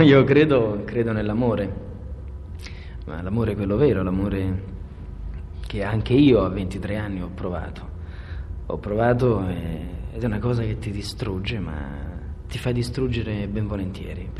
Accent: Naples, Campania, Italy; essendo napoletano

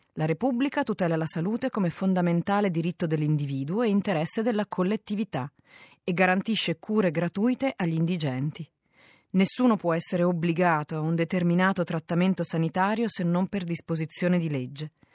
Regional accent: Italy; noi italiani

